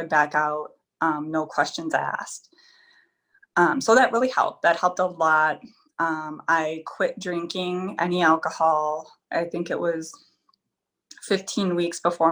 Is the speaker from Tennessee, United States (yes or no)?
no; Wisconsin, United States; I'm from Helen